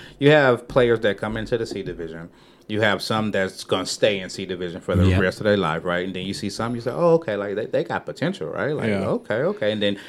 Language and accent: English; Los Angeles, California, United States; also born or lived in Dallas; now in San Antonio, United States; I'm from Los Angeles. But before I moved here, I was in Dallas.